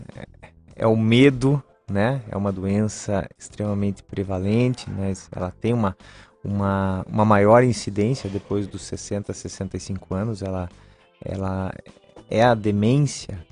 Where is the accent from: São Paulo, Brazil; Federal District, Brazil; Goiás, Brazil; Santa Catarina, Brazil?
Santa Catarina, Brazil; Lages; eu sou catarinense, sou de Lages, mas o meu avô veio do, do Líbano.